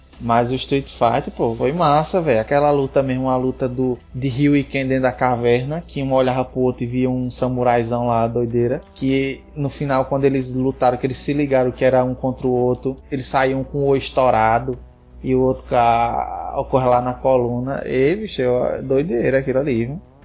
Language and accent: Portuguese; Northeast Region, Brazil; a gente, como nordestino que se preze